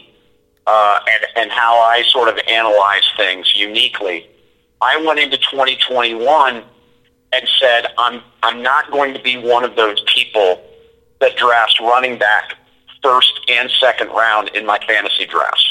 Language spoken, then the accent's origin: English; St. Petersburg, Florida, United States; also born or lived in Miami, Florida; now in Tampa, United States; I grew up in St. Pete, went to public school in Pinellas County